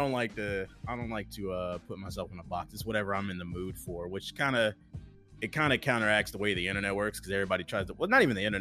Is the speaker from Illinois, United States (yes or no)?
yes; East St. Louis, Illinois, United States; I'm from East St. Louis